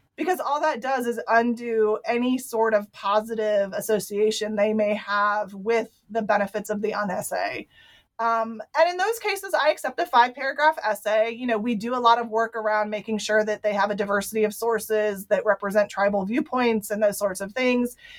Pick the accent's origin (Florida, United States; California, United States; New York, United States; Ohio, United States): Ohio, United States; I was raised in Ohio